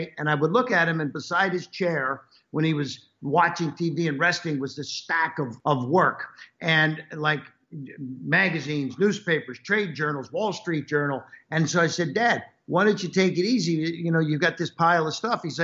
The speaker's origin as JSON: {"language": "English", "town": "Cincinnati", "region": "Ohio", "country": "United States", "tie": "born or raised there", "said": "I was born and raised in Cincinnati, Ohio"}